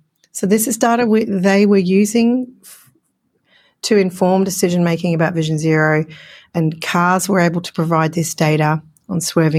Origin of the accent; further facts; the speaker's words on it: Australia; accent: Australian; it's my Australian accent popping in.